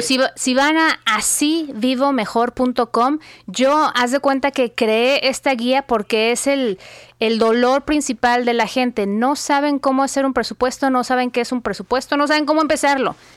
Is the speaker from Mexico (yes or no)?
yes; Guadalajara, Jalisco, Mexico; moved away as an adult; also born or lived in Phoenix / Dallas; now in United States; Yo nací y crecí en México, eh, soy de Guadalajara, mis papás todavía viven ahí